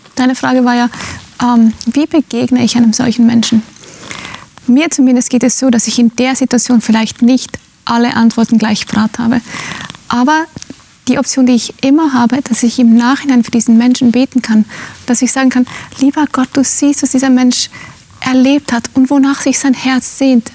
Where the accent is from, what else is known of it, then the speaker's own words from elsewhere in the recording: Finland; moved away; Ich bin in Finnland aufgewachsen, in einem sehr emanzipierten Land.